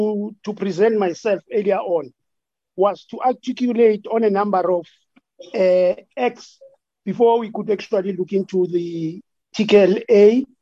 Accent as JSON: {"language": "English", "area": "Amajuba District", "region": "KwaZulu-Natal", "country": "South Africa", "said": "from Amachuba District in KZN. I'm actually a local chief for Gule Tribal Authority."}